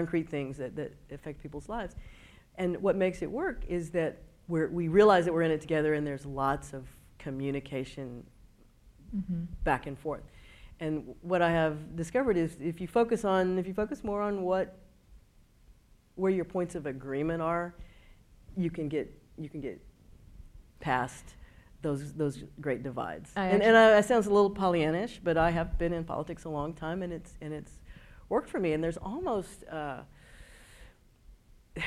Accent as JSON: {"language": "English", "town": "Houston", "region": "Texas", "country": "United States", "said": "I am from Houston. My mother was born in Houston. Both my parents were born in Houston"}